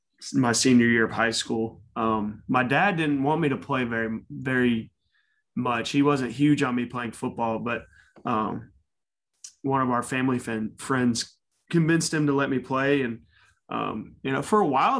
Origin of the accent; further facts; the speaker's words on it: Cumming, Georgia, United States; I grew up in Cumming, Georgia. It's about 45 miles north of Atlanta